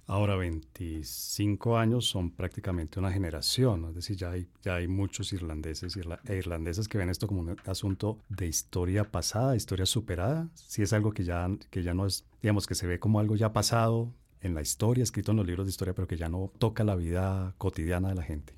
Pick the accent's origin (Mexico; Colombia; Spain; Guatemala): Colombia; como colombiano